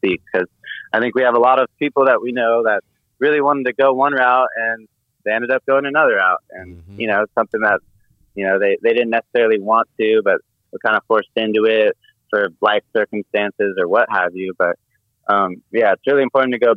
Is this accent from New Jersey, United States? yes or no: no; Marin County, California, United States; I'm a white boy growing up in Marin County